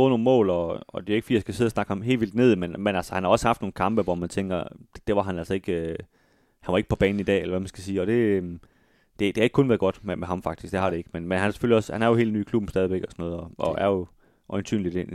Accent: Galten, Central Denmark Region, Denmark; Jeg kommer også fra Galten.

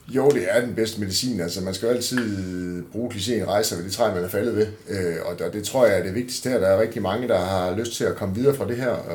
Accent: Denmark; som danskere

